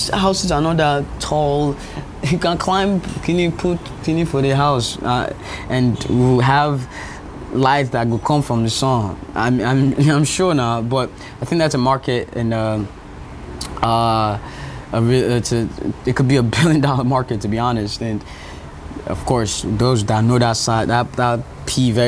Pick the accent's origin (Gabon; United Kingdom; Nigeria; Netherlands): Nigeria; moved away; I'm Nigerian